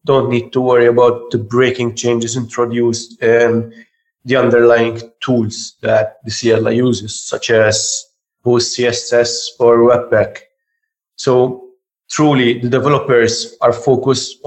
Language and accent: English; Malta; I'm from Malta